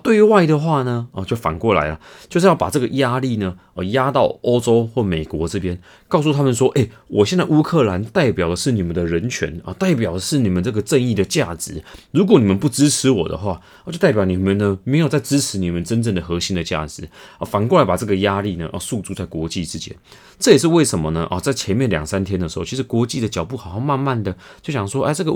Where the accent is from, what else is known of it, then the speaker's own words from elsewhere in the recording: Taiwan; 我们台湾人